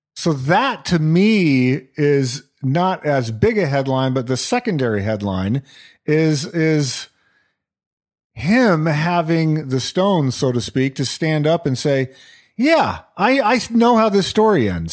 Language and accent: English; New Mexico, United States; moved away; Growing up in New Mexico